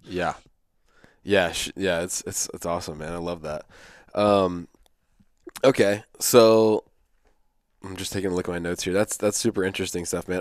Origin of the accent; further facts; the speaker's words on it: East Coast, United States; I'm from the East Coast